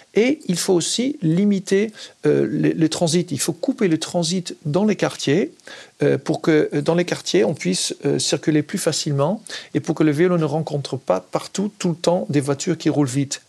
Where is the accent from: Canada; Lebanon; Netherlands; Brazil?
Netherlands; French is a second language; moved away as an adult; now in France; moi, en tant qu'Hollandais, j'ai grandi aux Pays-Bas, euh, j'ai vécu jusqu'à 23 ans